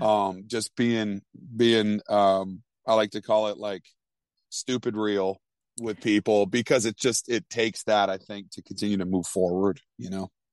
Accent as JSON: {"language": "English", "region": "Vermont", "country": "United States", "tie": "born or raised there", "said": "growing up in Vermont, I mean, Vermont's two percent Christian."}